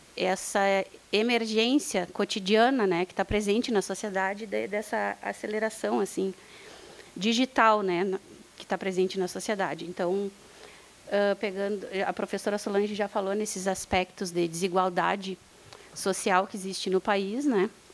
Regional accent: Bagé, Rio Grande do Sul, Brazil; eu sou de Bagé

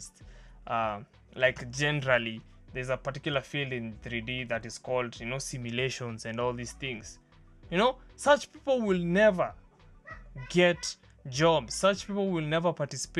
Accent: Kenya; we as Kenyan filmmakers

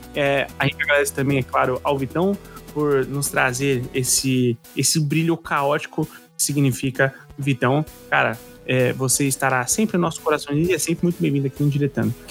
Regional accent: São Paulo, Brazil; como paulista

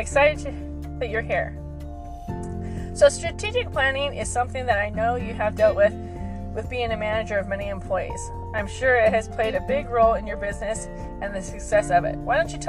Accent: Las Vegas, Nevada, United States; I am a student at Nevada State College studying business. I was born and raised here in Las Vegas and love everything about it.

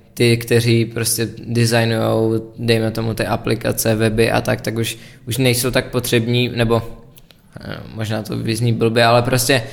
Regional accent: Czechia; jsem Čech

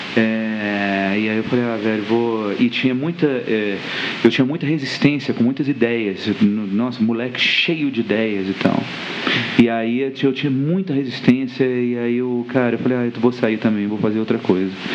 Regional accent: Brasília, Federal District, Brazil; a gente tinha vergonha de falar que a gente era de Brasília

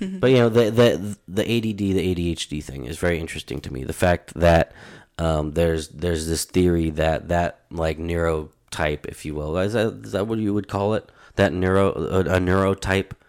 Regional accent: United States; as an American, as a United States citizen, and, um, you know, living within that culture

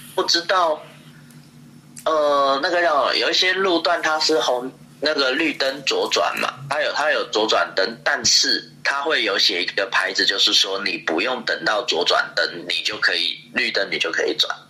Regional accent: Taiwan; 我们台湾 很怪，比较不会同情自己人。

